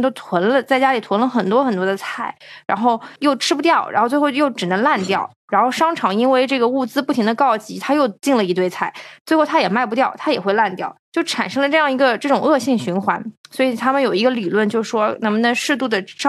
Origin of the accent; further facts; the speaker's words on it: China; 就是因为我们是从中国来的